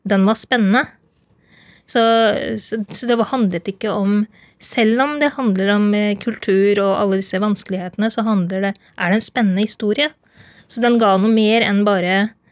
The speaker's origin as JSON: {"language": "Norwegian", "country": "Norway", "tie": "born or raised there", "said": "Jeg er født og oppvokst i Norge"}